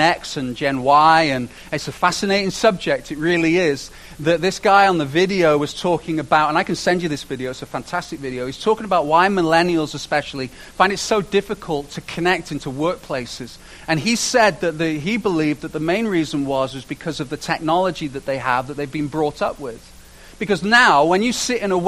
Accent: United Kingdom; now in Canada; I say this as a British person

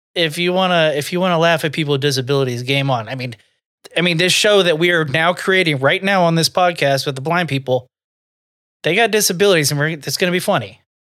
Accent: the South, United States; I'm from the South, so I do have some tendencies

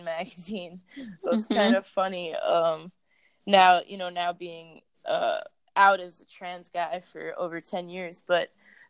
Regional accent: Long Island, New York, United States; moved away as an adult; now in Los Angeles, United States; I'm actually from Long Island

